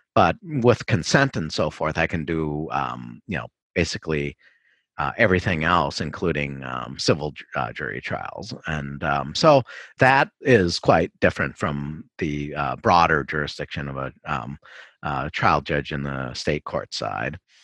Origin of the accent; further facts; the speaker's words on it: Minneapolis, Minnesota, United States; also born or lived in Hong Kong; I'm a Minnesotan all the way through, except for, um, college and law school